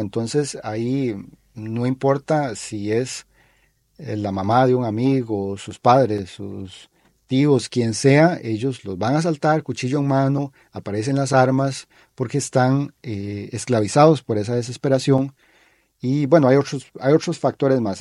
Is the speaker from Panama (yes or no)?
no; Costa Rica; nosotros, como costarricenses